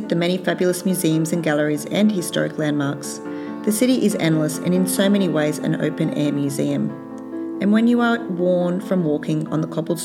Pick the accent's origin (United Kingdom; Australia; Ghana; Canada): Australia; as an Australian with a complicated colonised past